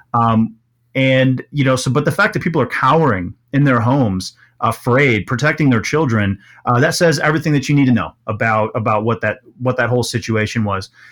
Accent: Milwaukee, Wisconsin, United States; also born or lived in Kenosha, Wisconsin; most of my childhood was in, was in, uh, Milwaukee proper.

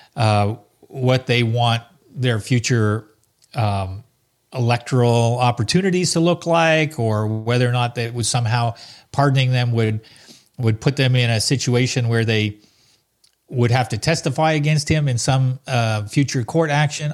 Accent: Salaberry-de-Valleyfield, Quebec, Canada; also born or lived in Ottawa; growing up in Valley Field, a little town not too far from Montreal

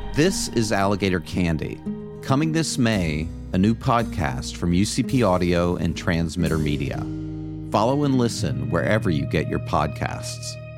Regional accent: Florida, United States; Growing up in Florida in the early 70s

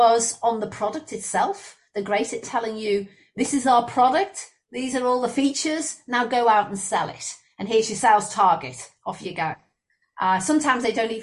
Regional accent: Liverpool, North West England, United Kingdom; moved away as an adult; also born or lived in Leicester / Queensland, Australia; now in Brisbane, Australia; I'm originally from Liverpool, or Liverpool, as the people in Liverpool would say, in the UK. And I lived 18 years there

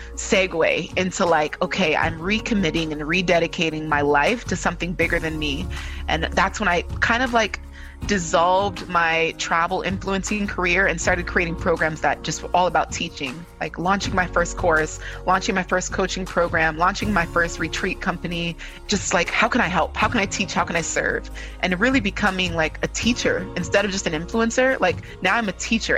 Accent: California, United States; I am a daughter of two Nigerian immigrant parents, but I was born and raised in California.

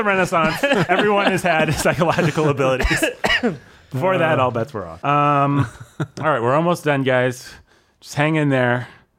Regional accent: United States; I'm American

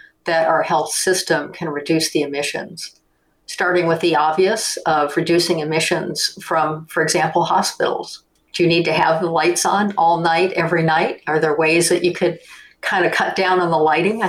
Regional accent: Detroit, Michigan, United States; moved away; also born or lived in Europe; I grew up in Detroit

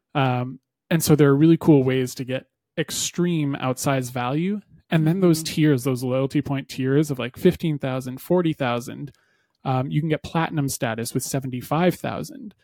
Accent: Canada; as a Canadian

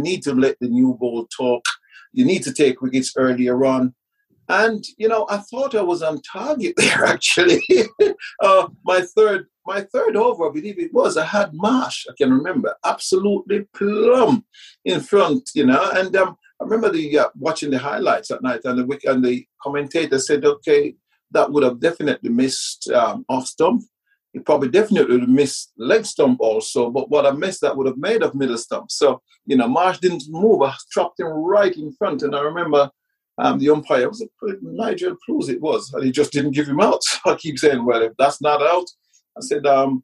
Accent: Kingston, Jamaica; moved away; also born or lived in England; growing up in the Caribbean, being brought up in the Caribbean

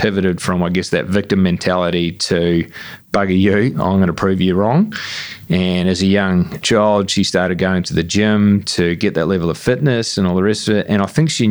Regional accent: Dunedin, Otago, New Zealand; my hometown in New Zealand called Dunedin.

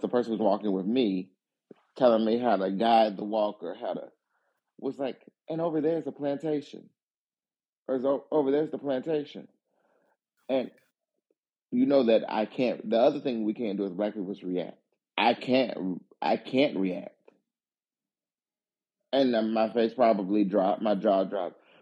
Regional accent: the South, United States; growing up in the South, what you really, in my neighborhood, what's crazy is there are probably, within a 20-minute walk, 5 former plantations

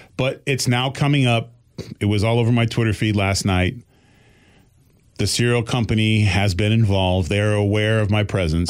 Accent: Boston, Massachusetts, United States; I'm still from Boston

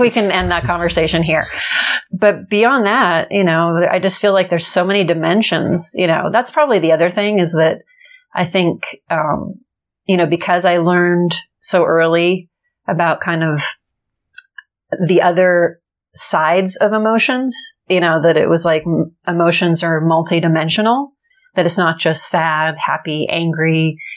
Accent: Los Angeles, California, United States; I grew up in Los Angeles and I'm actually the third generation born in Los Angeles

